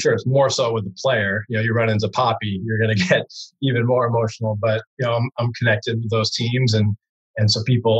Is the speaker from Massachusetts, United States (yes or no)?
yes; Brookline, Massachusetts, United States; born or raised there; also born or lived in Boston